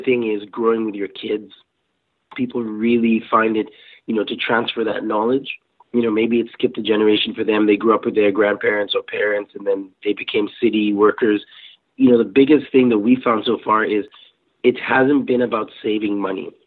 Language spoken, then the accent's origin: English; Kenya; moved away; I grew up in Kenya